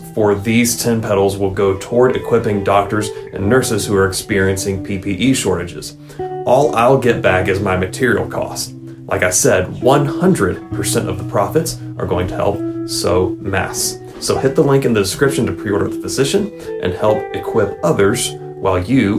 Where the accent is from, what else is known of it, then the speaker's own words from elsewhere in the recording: South Carolina, United States; my home state of South Carolina has not been overrun by the COVID-19 pandemic